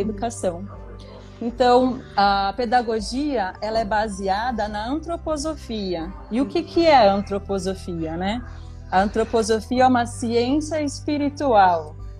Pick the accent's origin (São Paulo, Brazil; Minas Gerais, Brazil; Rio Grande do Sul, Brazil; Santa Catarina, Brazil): São Paulo, Brazil; Santos; eu nasci e cresci numa comunidade em Santos, um conjunto habitacional que se chama BNH né? Aqui no canal 5